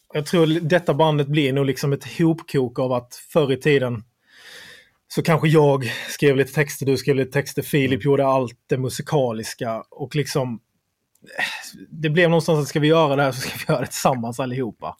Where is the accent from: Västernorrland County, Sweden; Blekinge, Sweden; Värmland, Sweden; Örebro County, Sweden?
Blekinge, Sweden; Sölvesborg; vi är från eh, Sölvesborg